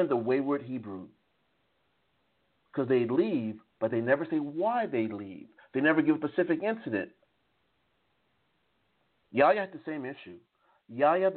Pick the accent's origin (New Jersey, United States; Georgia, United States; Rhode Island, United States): New Jersey, United States; Jersey Shore; moved away; also born or lived in Strasbourg, France; I'm originally from the Jersey Shore, but the seed that I come from is from the south of the United States